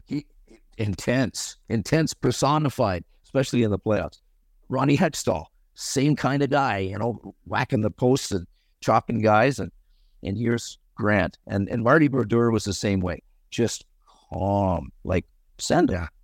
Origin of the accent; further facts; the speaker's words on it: Canada; growing up in Canada on an outdoor rink